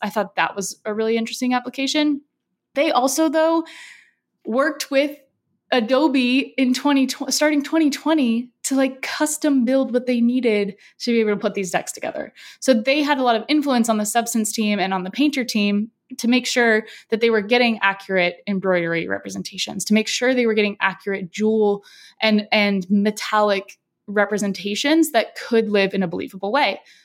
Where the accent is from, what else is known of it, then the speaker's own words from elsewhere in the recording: San Diego, California, United States; I'm from San Diego